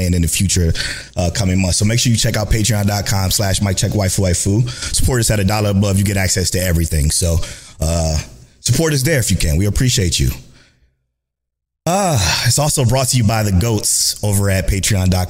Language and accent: English; Cleveland, Ohio, United States; we're from Cleveland, the boys are from Cleveland